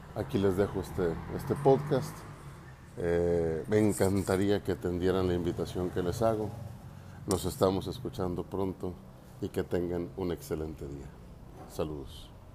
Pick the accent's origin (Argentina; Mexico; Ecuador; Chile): Mexico; nuestros orígenes como mexicanos